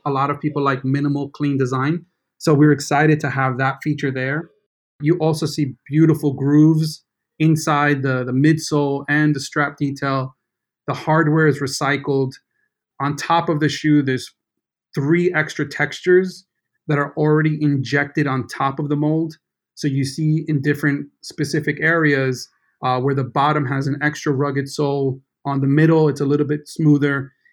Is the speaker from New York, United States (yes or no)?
yes; New York City, New York, United States; growing up in New York City